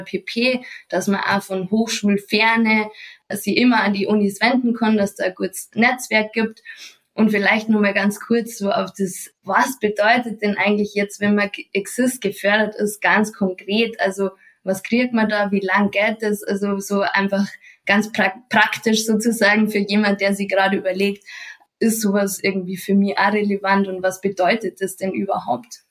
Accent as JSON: {"language": "German", "town": "Munich", "region": "Bavaria", "country": "Germany", "said": "komme ich aus Bayern und zwar aus München"}